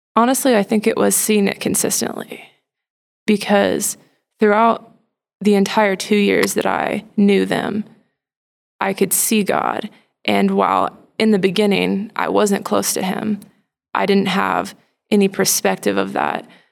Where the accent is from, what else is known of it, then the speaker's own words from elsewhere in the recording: Plano, Texas, United States; I grew up in Plano, Texas, so very close. Been around Dallas